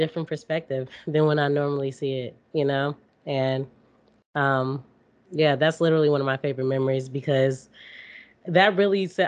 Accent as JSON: {"language": "English", "town": "Calumet City", "region": "Illinois", "country": "United States", "tie": "born or raised there", "said": "I've just moved around like the suburbs and lot, the south suburbs of Chicago."}